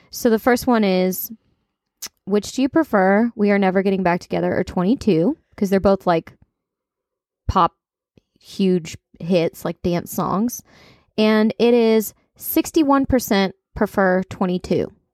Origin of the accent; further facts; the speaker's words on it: Kentucky, United States; accent: country; I'm from Kentucky